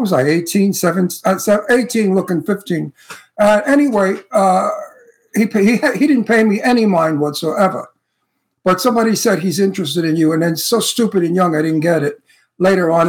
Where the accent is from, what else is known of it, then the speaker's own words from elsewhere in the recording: New York City, New York, United States; now in California, United States; I'm from Brooklyn